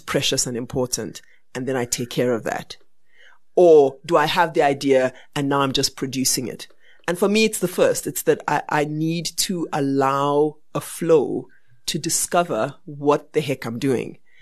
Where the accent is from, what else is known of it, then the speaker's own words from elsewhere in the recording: Barbados; now in South Africa; And I was born in, and I was born in Barbados